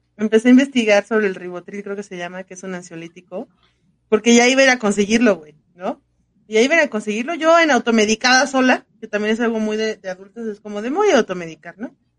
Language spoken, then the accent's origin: Spanish; Mexico; así somos mexicanos